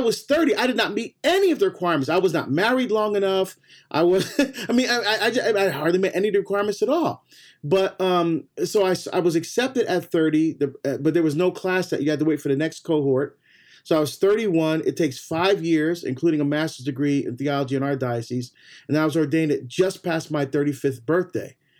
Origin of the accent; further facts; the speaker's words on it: Barbados; now in United States; I was born in Barbados, so me right. we're first generation to come to the U.S.